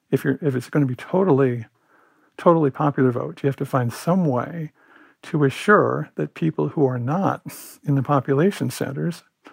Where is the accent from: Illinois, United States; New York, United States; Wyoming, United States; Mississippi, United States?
Illinois, United States; moved away; also born or lived in Iowa; I grew up in Illinois, big important state, and I worked for 3 or 4 years in Iowa.